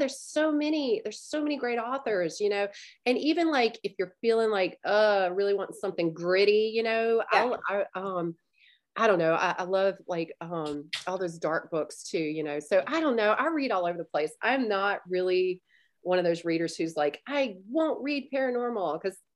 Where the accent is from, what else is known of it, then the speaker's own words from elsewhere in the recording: Baton Rouge, Louisiana, United States; moved away; I'm originally from Baton Rouge. So it's probably that, because I'm originally from South Louisiana